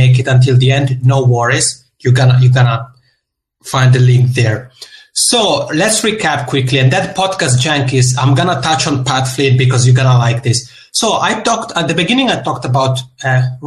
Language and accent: English; Italian-speaking part of Switzerland, Italian-speaking Switzerland, Switzerland; accent: Macaroni accent; now in Helsinki, Finland; I'm originally from the Italian-speaking part of Switzerland. So if you pick up the Macaroni accent, that's where it comes from. But I'm here now in Helsinki, Finland